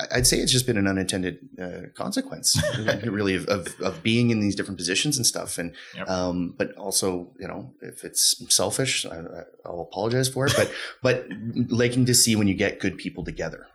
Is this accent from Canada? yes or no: yes; Ottawa, Ontario, Canada; also born or lived in Toronto; now in Calgary, Canada; Growing up in Ottawa, I had spent a lot of summers working at a company that my dad had led